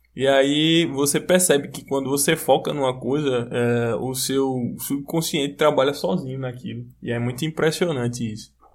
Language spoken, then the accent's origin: Portuguese; Brazil; eu sou brasileiro